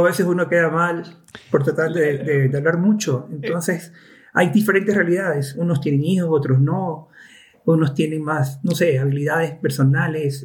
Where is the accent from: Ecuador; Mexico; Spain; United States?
Ecuador; also born or lived in Cuenca; yo soy de Ecuador y vivo en Cuenca ahora.